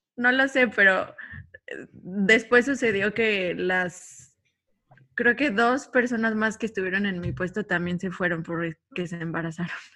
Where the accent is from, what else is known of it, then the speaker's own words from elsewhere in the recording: State of Mexico, Mexico; moved away as an adult; now in Cancún, Mexico; yo soy originaria del Estado de México, llevo ocho años viviendo acá en Cancún